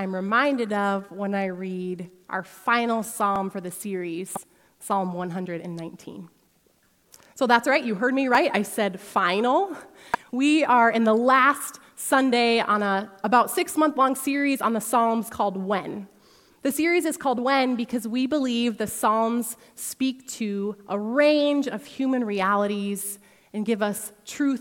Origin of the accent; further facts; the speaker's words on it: Sioux Falls, South Dakota, United States; also born or lived in Holland, Michigan; I grew up here in Sioux Falls, but for a season, my husband Tyson and I lived in Holland, Michigan